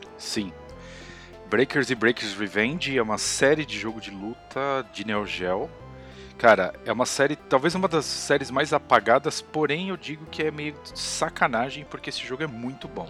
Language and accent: Portuguese; Brazil; eu sou do Brasil